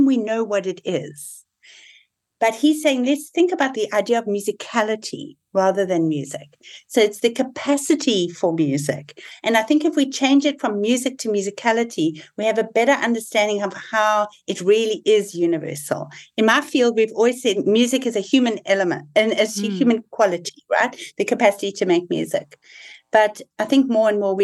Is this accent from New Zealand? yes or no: no; South Africa; moved away; So I'm South African born, and a lot of my thinking is very shaped by having been born in South Africa. I lived through the apartheid transition.